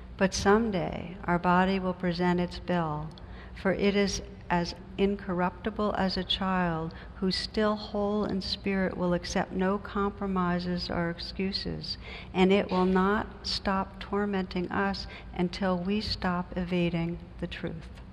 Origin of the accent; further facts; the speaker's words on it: New Jersey, United States; I come from New Jersey